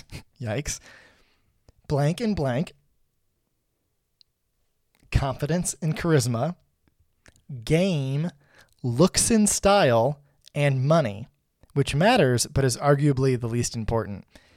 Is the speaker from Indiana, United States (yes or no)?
yes; Indiana, United States; I'm a dude from Indiana who, you know, works at GM.